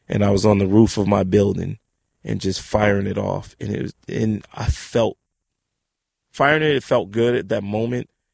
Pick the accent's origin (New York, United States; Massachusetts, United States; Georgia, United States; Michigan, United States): New York, United States; New York City; also born or lived in Harlem; I was born in Harlem, Harlem Hospital, uh, 1970, June 19th. Um, yeah, and, and, and raised in the Bronx